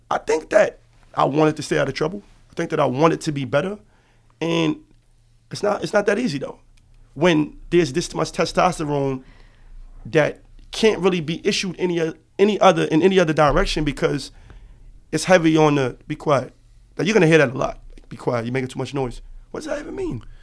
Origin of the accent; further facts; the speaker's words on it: New York City, New York, United States; I am originally from Harlem, New York. Lincoln Houses